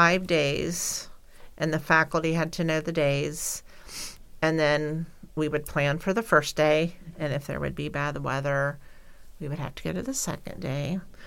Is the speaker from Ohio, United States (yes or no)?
no; Kansas, United States; I'm from Kansas.